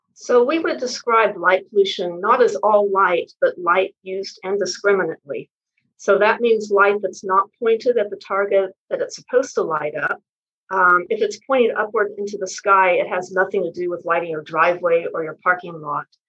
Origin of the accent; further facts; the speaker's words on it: West Texas, United States; also born or lived in Houston; Well, I was born in West Texas, and that helped me develop a lifelong interest in the sky because in the part of West Texas I was born in, it's very flat